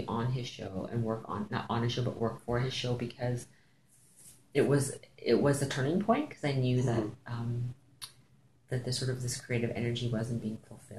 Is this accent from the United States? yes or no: no; Ontario, Canada; moved away as an adult; now in Saskatchewan, Canada; growing up in Ontario